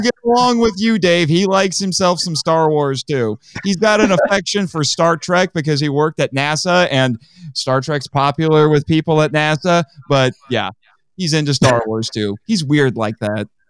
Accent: Indiana, United States; I'm from Indiana.

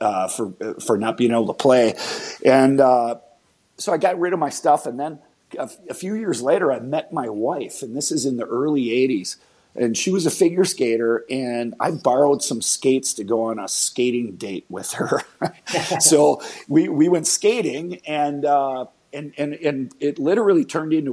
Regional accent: Mendota Heights, Minnesota, United States; I grew up in Mendota Heights, which is a suburb of St. Paul in the Twin Cities here in Minnesota.

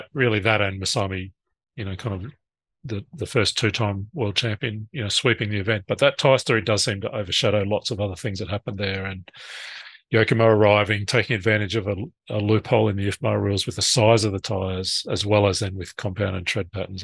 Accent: Australia; I'm Australian.

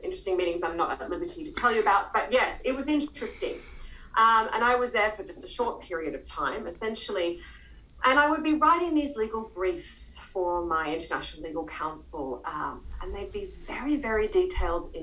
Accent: Queensland, Australia; moved away; I'm from Queensland originally, and I knew the area quite well

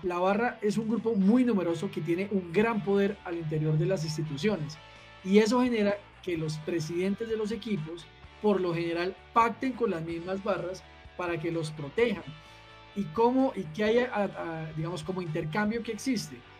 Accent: Bogotá, Colombia; que soy nacido en Bogotá

